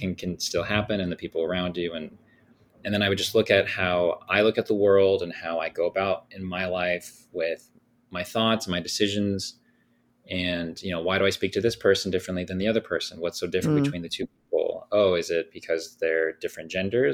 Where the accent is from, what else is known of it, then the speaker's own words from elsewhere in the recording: Thousand Oaks, California, United States; I grew up in Thousand Oaks, California